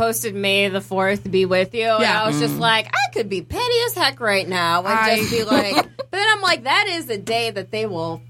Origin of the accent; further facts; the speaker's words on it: New York, United States; I'm from New York. I didn't say I was Jewish.